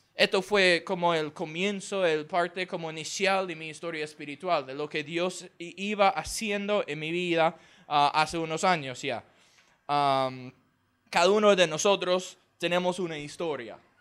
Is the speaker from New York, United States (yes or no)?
no; Houston, Texas, United States; Spanish is a second language; yo soy del estado de Texas, ah, en los Estados Unidos. La ciudad se llama Houston.